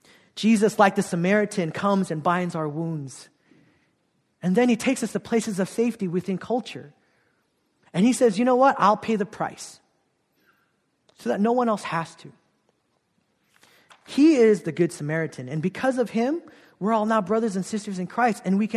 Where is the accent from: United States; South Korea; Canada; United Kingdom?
South Korea; But I grew up in Korea. Ostracized, kind of feeling out of place as a half Korean, half Filipino kid.